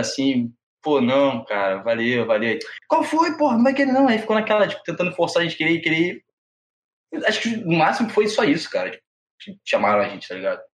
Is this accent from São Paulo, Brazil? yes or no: no; Rio de Janeiro, Brazil; Sou carioca da gema